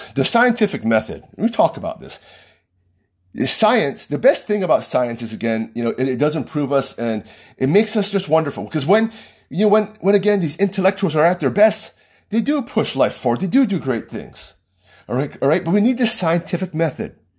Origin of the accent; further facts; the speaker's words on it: United States; just by the nature of being American